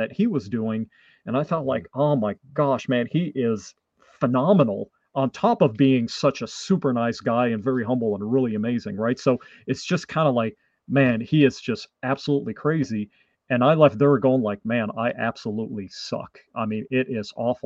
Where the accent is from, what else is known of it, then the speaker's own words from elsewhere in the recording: Canada; first language French; English is a second language; my first language is French from Canada